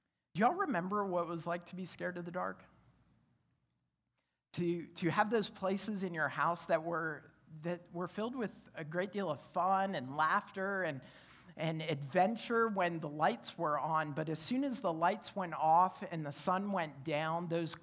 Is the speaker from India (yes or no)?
no; Canada; now in Roanoke, United States; growing up in Canada, I grew up in a split-level home.